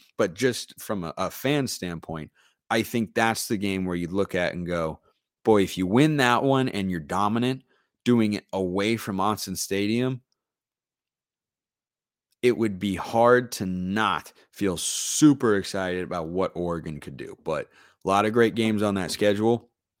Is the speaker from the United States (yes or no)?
no; United Kingdom; now in Canada; you thought it unusual to be a committed Canadian Duck fan. Well, it gets more out there, as I'm also a British expat and former college football player and coach also.